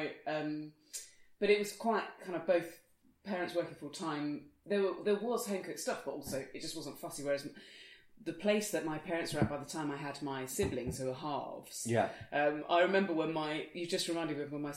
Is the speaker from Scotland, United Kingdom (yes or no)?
no; Dorset, South West England, United Kingdom; moved away as an adult; also born or lived in London; I grew up in the Dorset